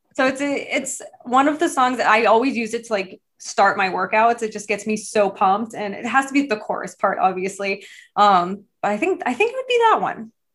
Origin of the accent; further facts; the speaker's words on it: Massachusetts, United States; I grew up in Massachusetts